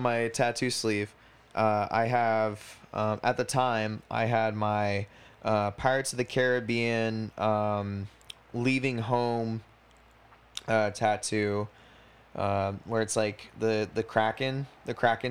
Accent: United States; I'm very American

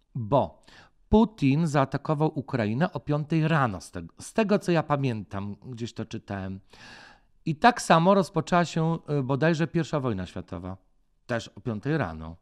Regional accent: Poland; born or raised there

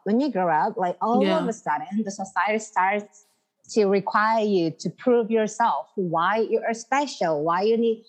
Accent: Seoul, South Korea; I'm from Seoul and I live in Seoul. I lived almost my whole life in Seoul

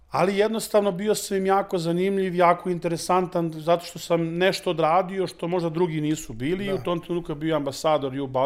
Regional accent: Serbia

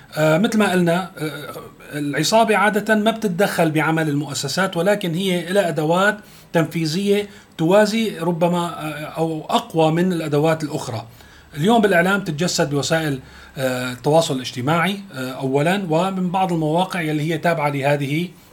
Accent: Syria

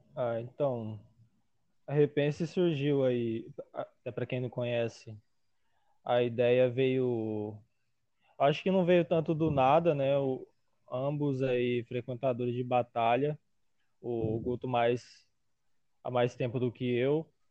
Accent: Várzea Grande, Mato Grosso, Brazil; Sou de Varza Grande

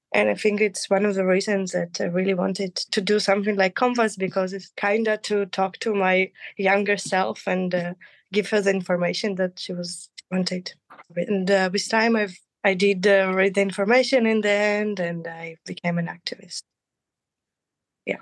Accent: Saint Petersburg, Russia; now in Israel; I grew up in St. Petersburg.

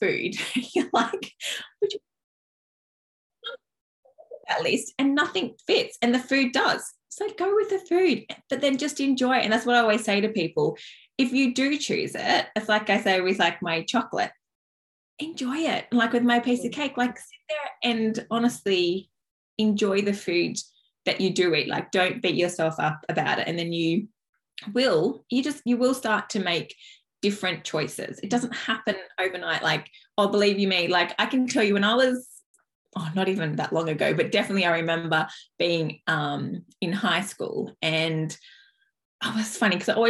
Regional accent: Dubbo, New South Wales, Australia; I grew up in Dubbo, which is like in the country in New South Wales

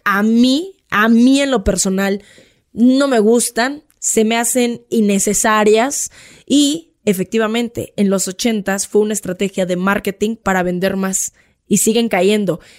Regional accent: Mexico; somos los mexicanos

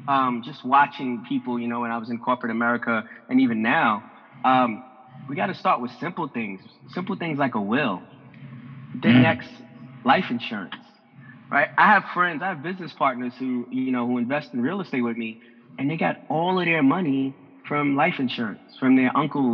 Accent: Harlem, New York, United States; especially for, you know, people like us growing up in Harlem and our demographic to grasp

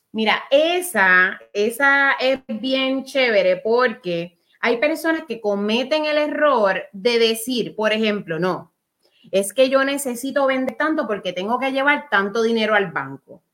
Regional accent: Puerto Rico; Somos boricuas

